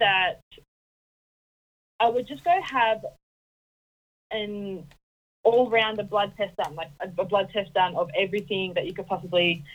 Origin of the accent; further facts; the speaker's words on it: Townsville, Queensland, Australia; now in Puckapunyal, Australia; I'm originally from North Queensland, so I originally came from Townsville in North Queensland.